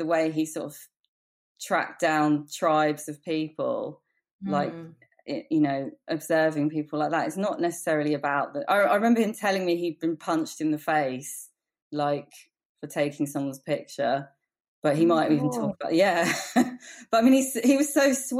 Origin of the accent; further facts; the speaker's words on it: England, United Kingdom; also born or lived in New York; now in London, United Kingdom; I grew up in England